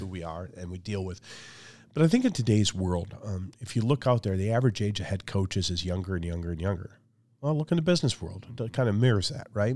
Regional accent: Michigan, United States; my background is I grew up in a small town in Michigan

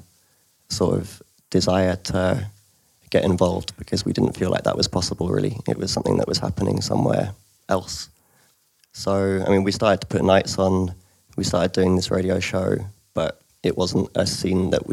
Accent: London, United Kingdom; moved away as an adult; also born or lived in Leeds; I grew up in London

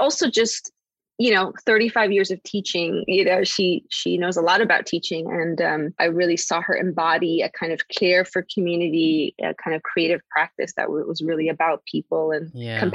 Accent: Chicago, Illinois, United States; I grew up in Chicago. I was, you know, born and raised in a part of the city that is predominantly Mexican-American.

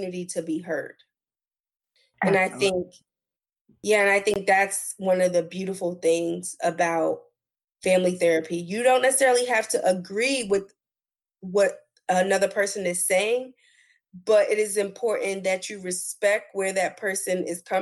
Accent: New Jersey, United States; moved away; I'm originally from New Jersey

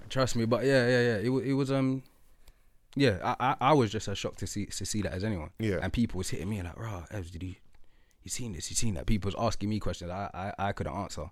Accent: London, United Kingdom; I'm from Lewisham

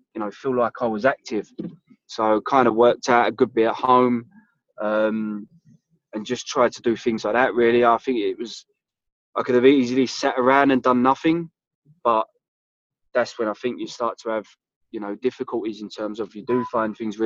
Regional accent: London, United Kingdom; I grew up in South London, which is a place called Bermondsey, which is right by Millwall Stadium.

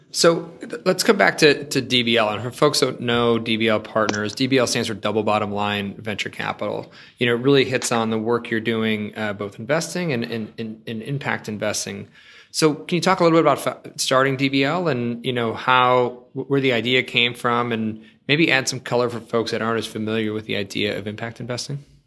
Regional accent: Buffalo, New York, United States; moved away; also born or lived in Washington D.C.; I'm from Buffalo originally

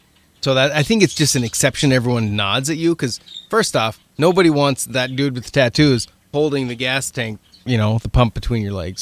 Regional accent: Winston, Oregon, United States; moved away as an adult; Actually, I grew up in a little town called Winston.

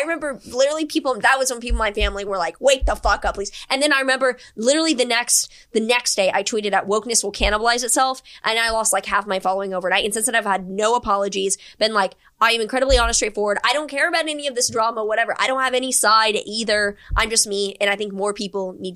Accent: Houston, Texas, United States; moved away; also born or lived in New York; I grew up in Houston

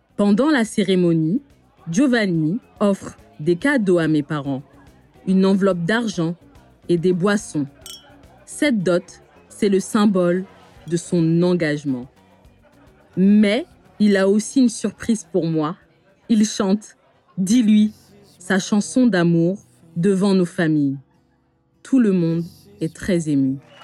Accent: France; born or raised there

